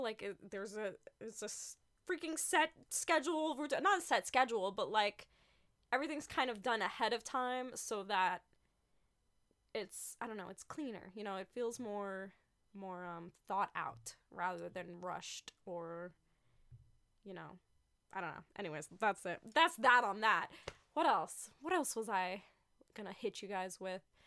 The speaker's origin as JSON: {"language": "English", "region": "New York", "country": "United States", "moved": "as an adult", "lives_now": "Los Angeles, United States", "said": "I'm not in New York. I'm in L A now, but I'm originally from New York."}